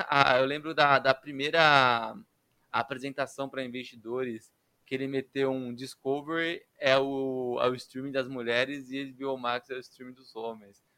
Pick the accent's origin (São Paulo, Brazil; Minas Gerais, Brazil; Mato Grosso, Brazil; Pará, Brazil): São Paulo, Brazil; Brasilândia; minha família mora em periferia, a gente é da Brasilândia